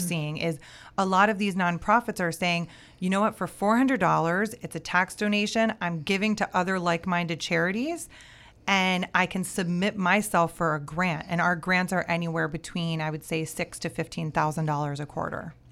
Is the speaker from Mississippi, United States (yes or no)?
no; Miami, Florida, United States; I'm born and raised in Miami